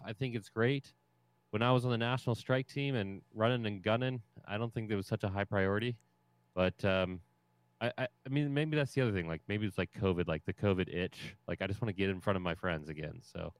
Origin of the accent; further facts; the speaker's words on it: Ohio, United States; I'm from Ohio